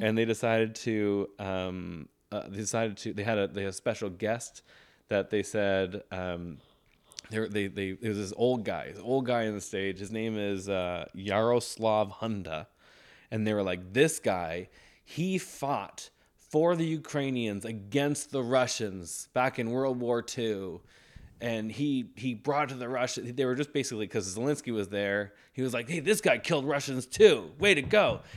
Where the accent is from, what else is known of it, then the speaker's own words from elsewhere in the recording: Ontario, Canada; I grew up in Ontario